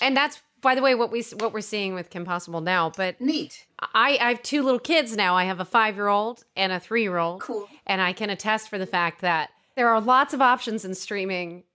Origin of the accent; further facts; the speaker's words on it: East Coast, United States; We're both from the East Coast